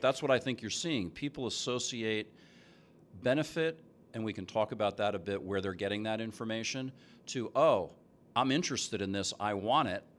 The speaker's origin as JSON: {"language": "English", "region": "New Jersey", "country": "United States", "tie": "born or raised there", "moved": "yes", "lives_now": "Seattle, United States", "said": "I'm from New Jersey. Grew up there"}